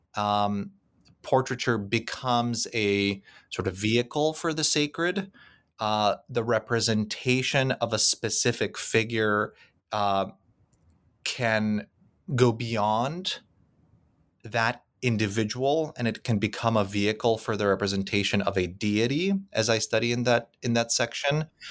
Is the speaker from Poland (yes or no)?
yes; Krakow, Lesser Poland, Poland; moved away; Krakow, which happens to be my hometown